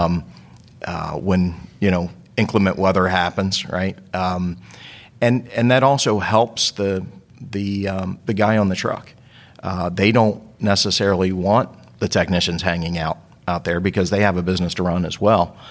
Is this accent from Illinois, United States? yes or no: no; Baltimore, Maryland, United States; moved away; also born or lived in Northeast US / Southeast US; I grew up in Baltimore